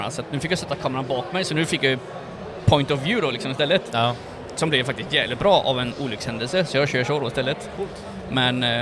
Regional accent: Sweden

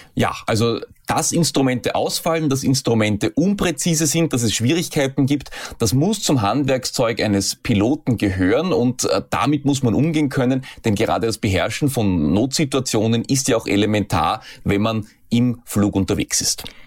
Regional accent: Austria; hier bei uns in Österreich

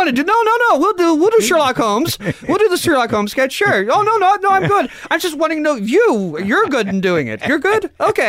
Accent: Canada; But I am Canadian.

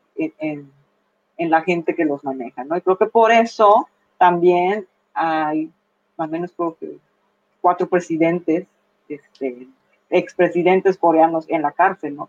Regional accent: Mexico; nosotros como mexicanos

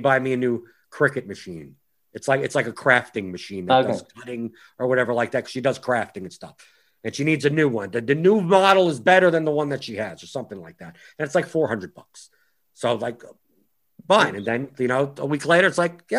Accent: United States; I'm an American who actually does follow soccer

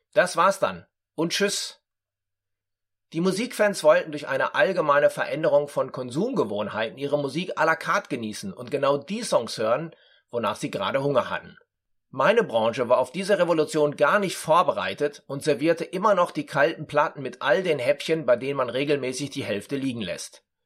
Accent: Dortmund, North Rhine-Westphalia, Germany; moved away as an adult; also born or lived in Frankfurt; in meiner Geburtsstadt Dortmund

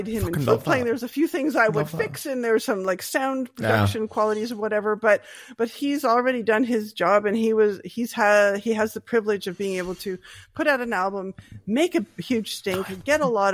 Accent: Halifax, Nova Scotia, Canada; accent: Nova Scotian; moved away; also born or lived in Ontario; I'm from Nova Scotia

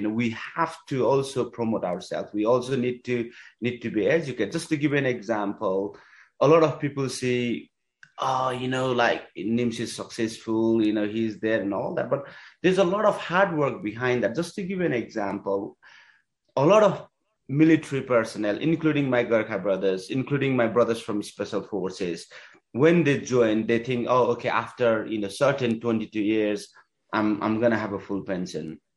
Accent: Nepal; moved away; also born or lived in England; I come from Nepalese climbing community

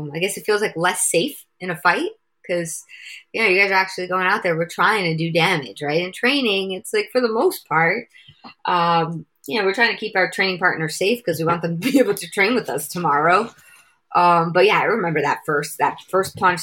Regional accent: New York City, New York, United States; now in Long Island, United States; I'm originally from Queens, New York. Now I live out on Long Island in New York

